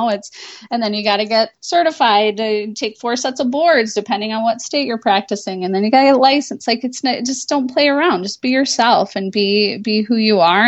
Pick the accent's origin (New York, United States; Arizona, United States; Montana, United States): New York, United States; Finger Lakes, upstate Western; moved away as an adult; also born or lived in Chicago, Illinois / Metro Detroit, Michigan; now in Rochester, United States; I'm not from Rochester. I'm from south of here in the Finger Lakes